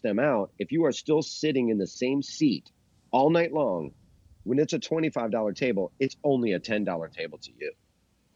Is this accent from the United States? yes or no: yes; Chicago, Illinois, United States; moved away as an adult; I'm from Chicago, but I've been out here for, so half my life in Chicago, half my life here